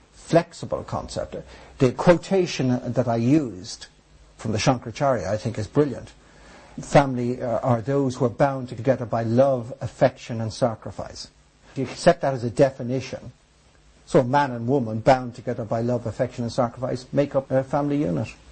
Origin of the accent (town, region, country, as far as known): Ireland